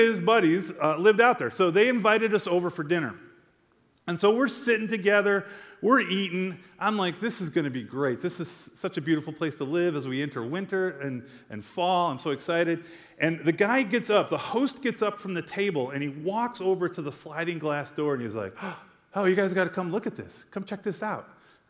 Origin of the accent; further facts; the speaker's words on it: United States; I'm from Glen Ellen, right? Like, we don't have rattlesnakes up there.